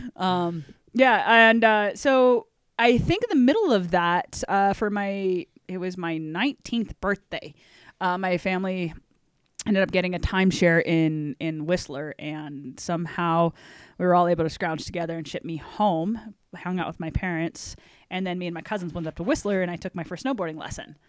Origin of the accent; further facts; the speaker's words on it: Everett, Washington, United States; moved away as an adult; also born or lived in Sequim, Washington / Port Angeles, Washington; I'm originally from outside the Seattle area. So my family, uh, Squim, Port Angeles, which is out on the peninsula by the Olympic Mountains out there